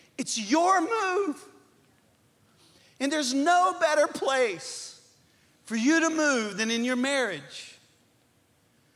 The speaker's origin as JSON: {"language": "English", "area": "Cajun", "region": "Louisiana", "country": "United States", "said": "we're Cajun people"}